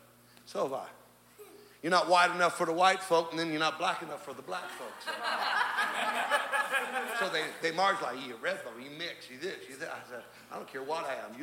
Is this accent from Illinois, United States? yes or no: no; California, United States; I'm from California.